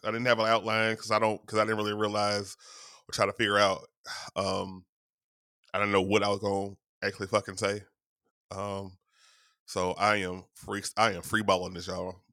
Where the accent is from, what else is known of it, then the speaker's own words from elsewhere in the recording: Shreveport, Louisiana, United States; my hometown of Shreveport, Louisiana